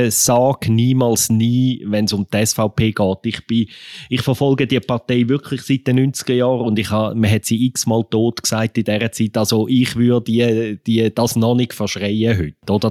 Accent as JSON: {"language": "German", "region": "Aargau", "country": "Switzerland", "said": "also der Aargau ist im Fall teilweise katholisch, würde ich als Aargauer doch noch einwenden."}